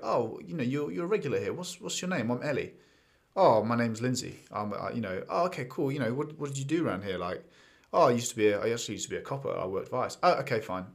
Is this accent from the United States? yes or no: no; England, United Kingdom; being English and having seen London